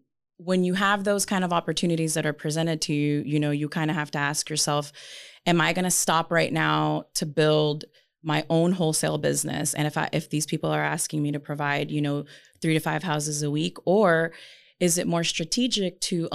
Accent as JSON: {"language": "English", "town": "Las Vegas", "region": "Nevada", "country": "United States", "said": "And this is not my city. Like, we're from Vegas"}